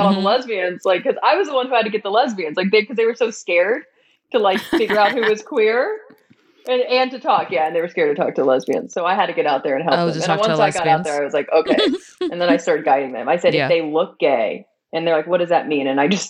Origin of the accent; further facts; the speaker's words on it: Southern United States, United States; accent: Southern; I'm a Southern gay. I feel like now just being around y'all, like my Southern accent's coming out.